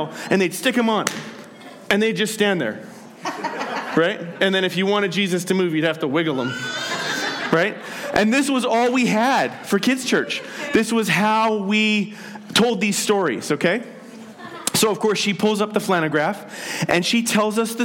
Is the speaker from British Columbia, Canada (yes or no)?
yes; Penticton, British Columbia, Canada; In the church I grew up in Penticton